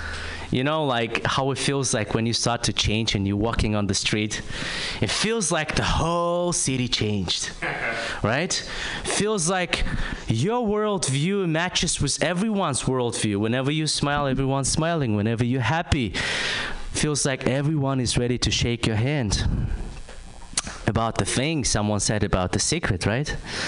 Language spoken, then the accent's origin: English; Kazakhstan; English is a second language; I'm from Kazakhstan.